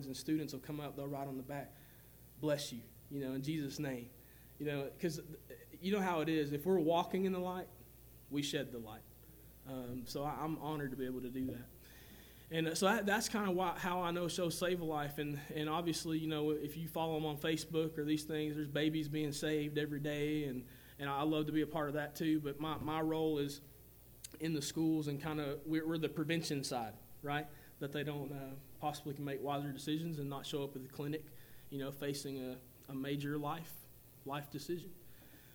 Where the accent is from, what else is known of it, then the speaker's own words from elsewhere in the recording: Whitwell, Tennessee, United States; where I grew up in 1982 in Tennessee, right outside of Chattanooga